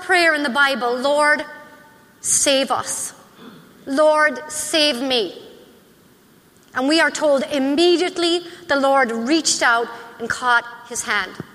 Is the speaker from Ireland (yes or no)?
yes; Ireland; now in United States; I am Irish